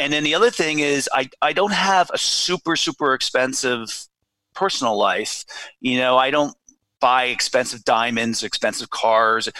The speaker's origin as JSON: {"language": "English", "area": "Watchung Hills", "region": "New Jersey", "country": "United States", "tie": "born or raised there", "said": "I went to Watchung Hills Regional High School in yeah. New Jersey"}